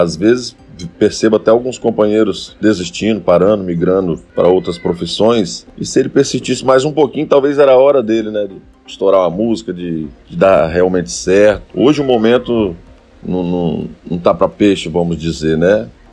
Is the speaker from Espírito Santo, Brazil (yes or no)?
yes; Rio Bananal, Espírito Santo, Brazil; now in Linhares, Brazil; E em um determinado momento nos mudamos para Rio Baranal. Meu pai vendo um grande movimento de motos lá e levou a loja para Rio Baranal. E foi lá onde eu passei minha infância